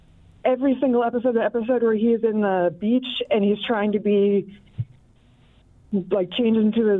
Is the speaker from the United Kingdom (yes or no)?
no; Canada; moved away; I grew up in Canada.